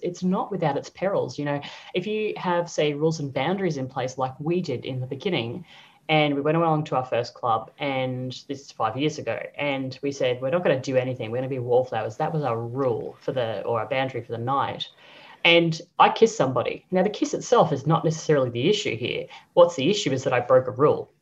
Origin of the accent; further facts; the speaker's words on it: Brisbane, Queensland, Australia; moved away as an adult; also born or lived in Sydney / Singapore / Croatia; now in Europe; born and bred in Brizzy